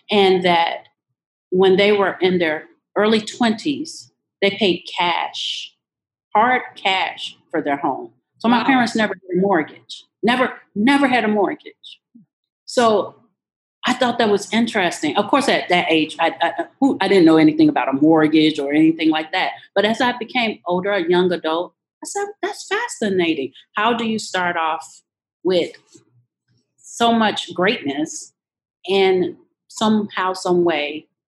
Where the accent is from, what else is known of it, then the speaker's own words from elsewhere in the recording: Louisiana, United States; born there; I was born in Louisiana to a mom that, a teenage mom, and a teenage father.